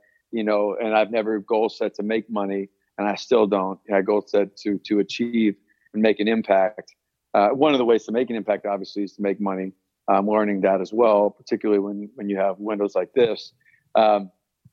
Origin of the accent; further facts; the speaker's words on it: West Coast, United States; moved away; also born or lived in Bradenton, Florida / Arizona; I'm from the West Coast